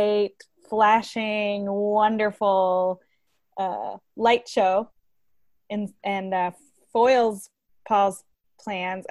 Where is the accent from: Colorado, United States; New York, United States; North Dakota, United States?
North Dakota, United States; Fargo; moved away; I'm from Fargo